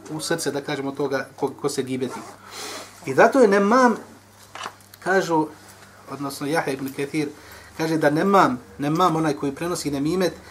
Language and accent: Croatian; Bosnia & Herzegovina; kod nas u Bosni